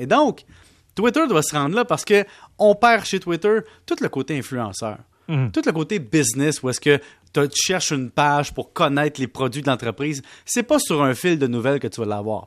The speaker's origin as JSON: {"language": "French", "region": "Quebec", "country": "Canada", "said": "je viens du Québec"}